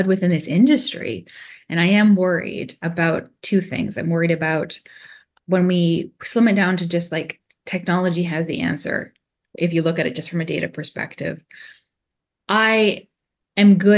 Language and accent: English; Canada; I'm secretly Canadian